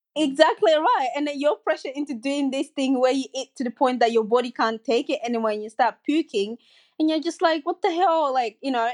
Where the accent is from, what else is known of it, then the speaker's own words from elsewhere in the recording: Côte d’Ivoire; also born or lived in Guinea; now in Sydney, Australia; I grew up in Cote d'Ivoire and I also grew up in Guinea with my mom